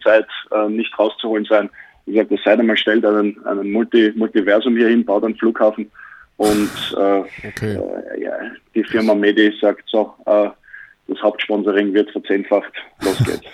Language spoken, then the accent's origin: German; Austria; now in Bayreuth, Germany; als Österreicher